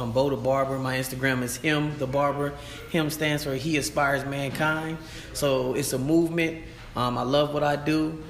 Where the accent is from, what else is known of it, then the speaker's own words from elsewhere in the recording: Tampa, Florida, United States; now in Pensacola, United States; Tampa Bay